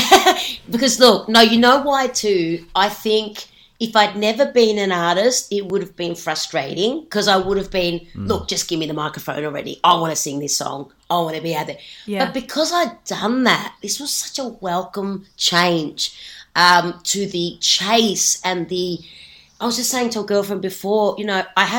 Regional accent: Australia; moved away as an adult; also born or lived in Sweden; as an Aussie

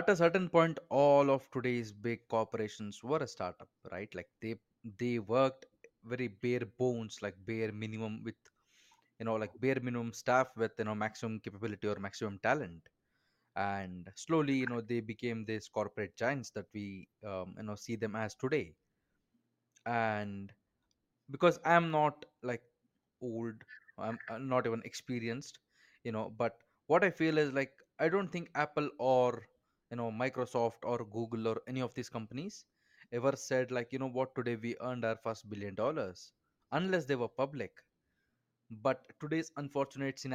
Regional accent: India; I'm from India, I am very involved in startup culture here

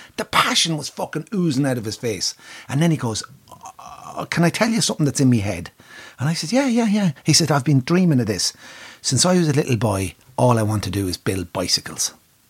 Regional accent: Curragh, County Kildare, Ireland; I said, I was born and bred just from the Curragh.

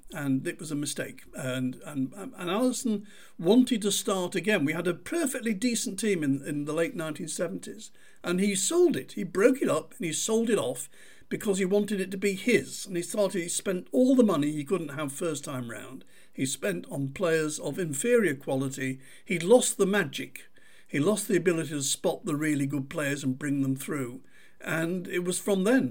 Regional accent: Manchester, North West England, United Kingdom; I grew up in Manchester.

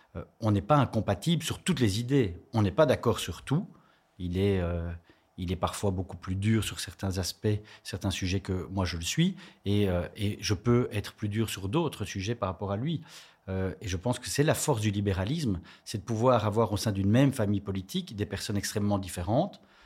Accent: Charleroi, Wallonia, Belgium; je suis originaire de Charleroi

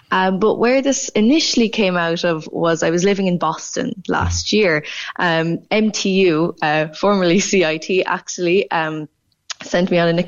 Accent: Ireland; the best thing about being Irish over there is you'd always have something to talk about with somebody because it be- became just central to your personality.

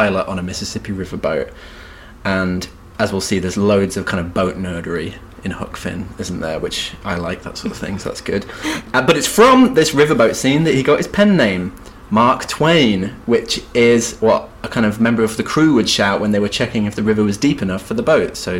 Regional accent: West Midlands, United Kingdom; I'm from the West Mid

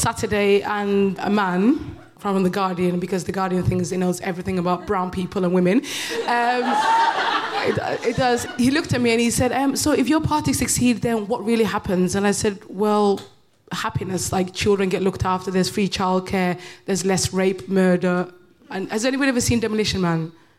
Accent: United Kingdom; everybody calls me bitter, but I'm just British.

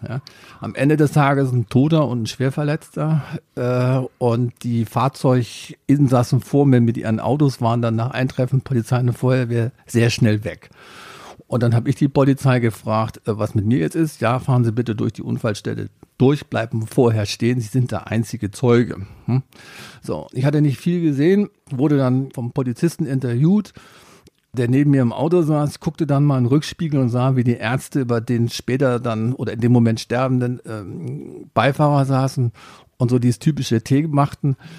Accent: Germany; als Deutscher

